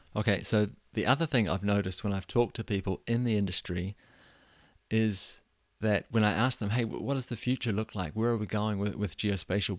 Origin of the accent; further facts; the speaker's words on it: New Zealand; moved away as an adult; now in Denmark; I was born and raised in New Zealand